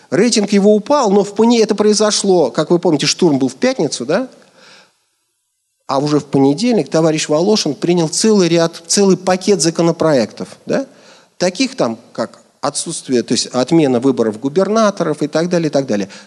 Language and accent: Russian; Kazakhstan; Я сам родился в Казахстане в семье военного.